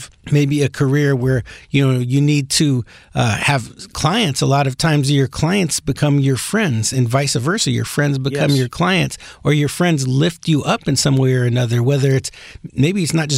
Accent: New York, United States; moved away; we grew up in New York together

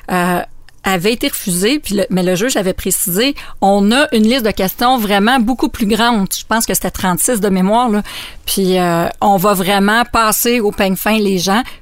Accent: Montreal, Quebec, Canada; j'étais je, de Montréal

